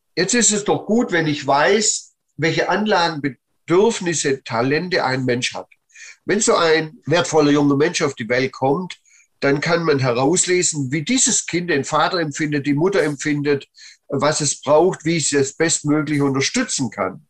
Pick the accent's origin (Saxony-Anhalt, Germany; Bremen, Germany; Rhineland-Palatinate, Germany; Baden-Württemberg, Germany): Baden-Württemberg, Germany; Plochingen; Sohn geboren im Bereich Holzhandlung im Stuttgarter Raum, Blochinger Hafen